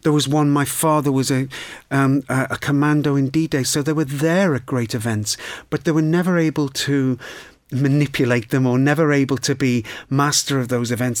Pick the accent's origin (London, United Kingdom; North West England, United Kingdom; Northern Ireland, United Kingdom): North West England, United Kingdom; Liverpool; growing up in Liverpool